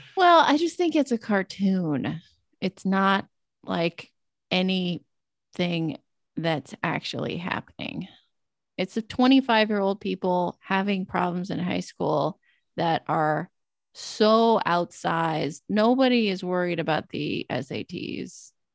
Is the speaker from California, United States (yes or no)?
yes; Southern California desert, United States; growing up in Southern California desert